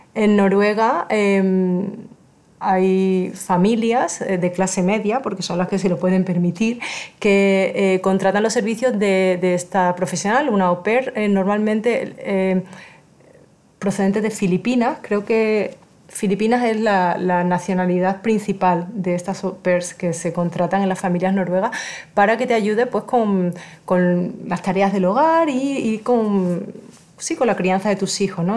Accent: Spain; moved away; soy originaria de España

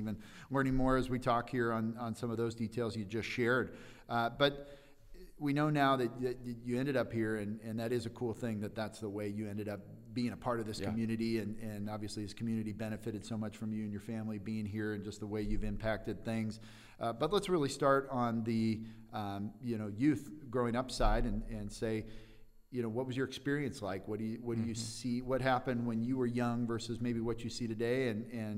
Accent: Southern California, United States; moved away; I'm from Southern California

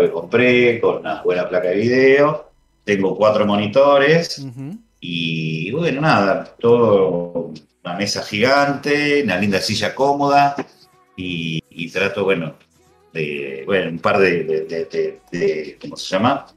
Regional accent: Argentina

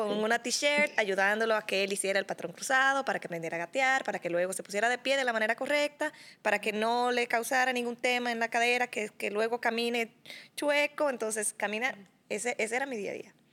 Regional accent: Dominican Republic; moved away as an adult; now in Costa Rica; yo llegué a Costa Rica en el 2017, porque yo soy dominicana.

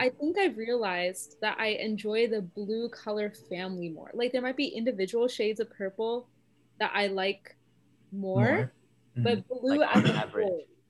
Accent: Plano, Texas, United States; I'm a junior public health major. I'm from Plano, Texas.

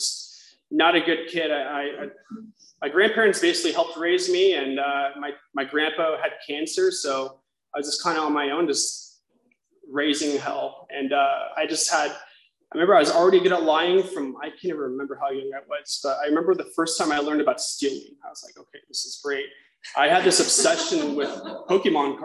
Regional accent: South Orange County, California, United States; I grew up in South Orange County. We moved around a lot

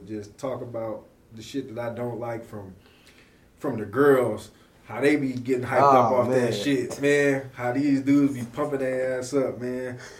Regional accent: Oakland, California, United States; I had family in West Oakland, so mm-hmm. I was in West Oakland. But, I mean, predominantly me growing up, I grew up in East Oakland. Yep. You know, I played Boys and Girls Club on 85th.

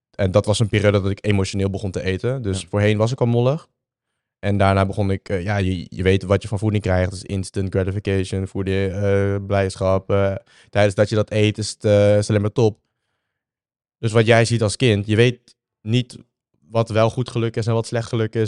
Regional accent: Vietnam; moved away; Ik ben geboren in Vietnam.

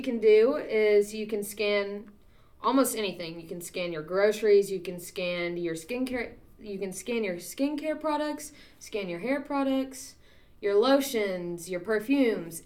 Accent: Poteau, Oklahoma, United States; moved away as an adult; I am from Poto, Oklahoma, which is southeast Oklahoma

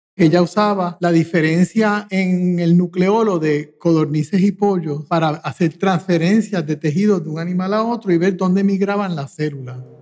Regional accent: Puerto Rico; me crié en Puerto Rico

